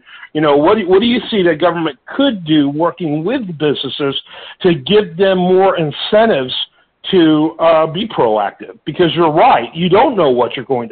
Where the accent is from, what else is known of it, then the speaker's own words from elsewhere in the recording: Michigan, United States; I grew up in Michigan